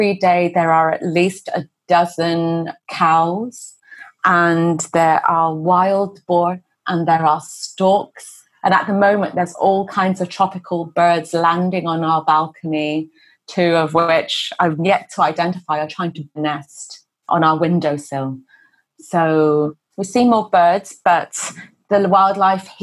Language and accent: English; England, United Kingdom; moved away as an adult; now in Hong Kong; I'm originally from England. I'm a British-born Chinese